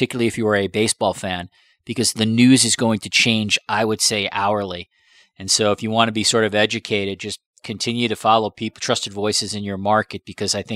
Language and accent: English; United States; moved away; I grew up in the States